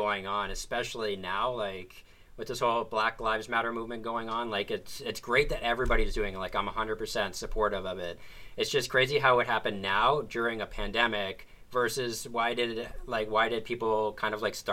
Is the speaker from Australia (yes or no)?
no; Whitby, Ontario, Canada; moved away as an adult; also born or lived in Niagara; now in Toronto, Canada; I grew up in Whippy, or Whitebee as a lot of people used to say